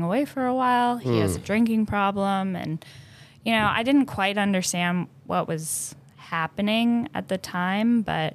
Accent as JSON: {"language": "English", "town": "Georgetown", "country": "United States", "tie": "born or raised there", "said": "I grew up in Georgetown"}